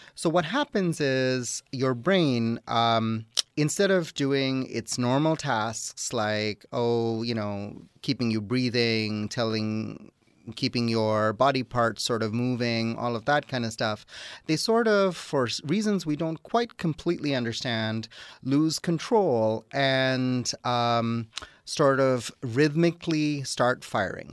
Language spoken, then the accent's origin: English; Toronto, Ontario, Canada; moved away as an adult; also born or lived in Wisconsin / Atlanta, Georgia; now in Dalton, Georgia, United States; I'm originally from Toronto, Canada, but I did my training in Wisconsin